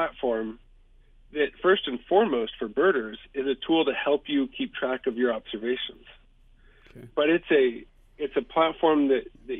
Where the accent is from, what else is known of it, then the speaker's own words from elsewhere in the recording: Houston, Texas, United States; when I grew up in Houston